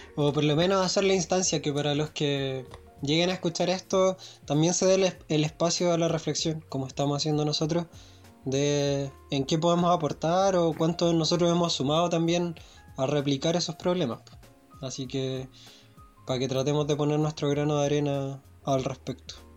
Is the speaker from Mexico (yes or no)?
no; Chile